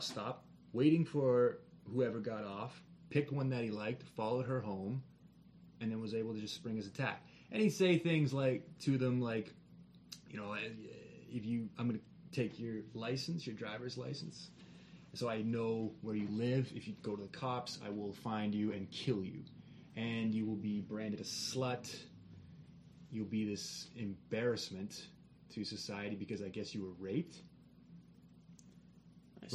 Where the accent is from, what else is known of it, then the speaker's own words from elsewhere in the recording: Kitchener-Waterloo, Ontario, Canada; Waterloo, my hometown, Kitchener-Waterloo